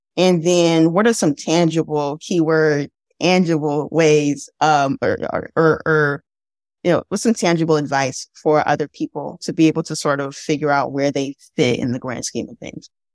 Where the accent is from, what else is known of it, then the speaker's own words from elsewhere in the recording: Midwest, United States; also born or lived in Mississippi / Louisiana; now in Chicago, United States; I'm from the Midwest, right? But my mother's family is from Mississippi and my dad's family's from Louisiana